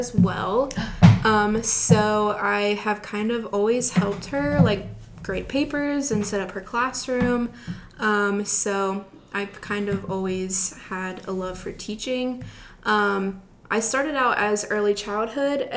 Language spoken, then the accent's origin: English; Cincinnati, Ohio, United States; moved away as an adult; now in Akron, United States; I'm from Cincinnati, Ohio. I attend the University of Akron